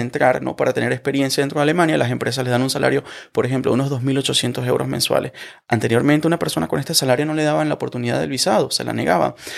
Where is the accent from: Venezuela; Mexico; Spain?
Venezuela; moved away as an adult; now in Germany; yo soy abogado venezolano, yo estudié Derecho